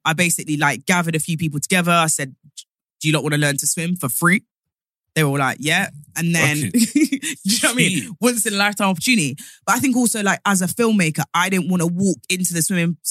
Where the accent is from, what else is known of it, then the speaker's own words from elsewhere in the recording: Nottingham, East Midlands, United Kingdom; moved away; I'm from Nottingham originally. So like swimming, we all could swim in knots.